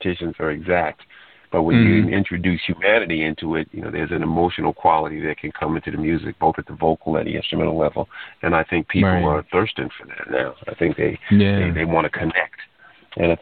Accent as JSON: {"language": "English", "region": "New York", "country": "United States", "tie": "born or raised there", "moved": "yes", "lives_now": "Bowie, United States", "said": "originally I was born in New York."}